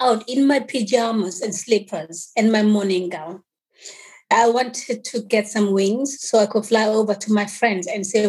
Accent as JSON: {"language": "English", "country": "Eswatini", "tie": "born there", "said": "I was born in Swaziland because during the time I was born, there was apartheid in South Africa."}